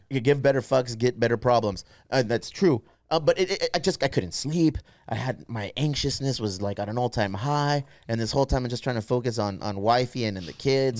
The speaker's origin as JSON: {"language": "English", "town": "San Diego", "region": "California", "country": "United States", "tie": "born or raised there", "said": "We are born and raised in San Diego"}